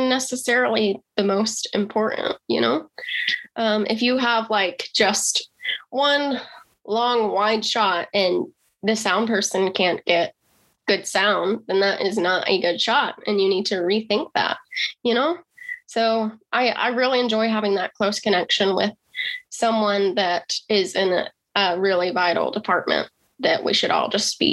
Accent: Rock Hill, South Carolina, United States; I come from a small town in South Carolina. It's called Rock Hill, and it was a great place to grow up

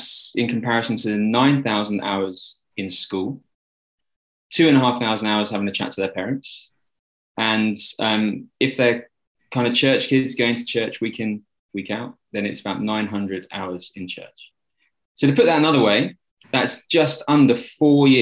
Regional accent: London, United Kingdom; I grew up in Southwest London

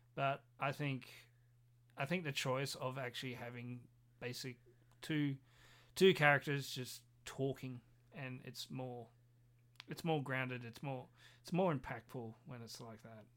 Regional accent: Australia; we are Australian

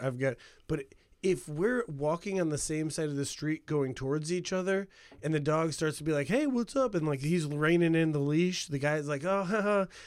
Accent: Hammond, Indiana, United States; I grew up in Hammond, Indiana

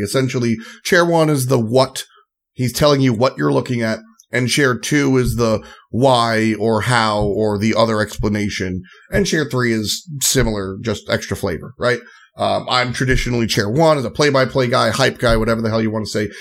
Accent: New York, United States; I'm really proud of where I'm from because I grew up on the Long Island Queens border.

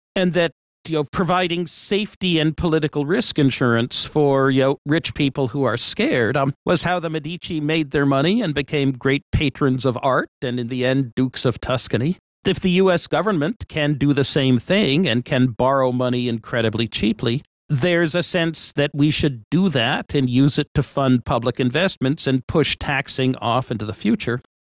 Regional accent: Washington, District of Columbia, United States; moved away as an adult; also born or lived in Massachusetts; now in California, United States; Parents moved to Washington, D.C., and I moved along with them when I was five. Um, grew up in Washington, D.C.

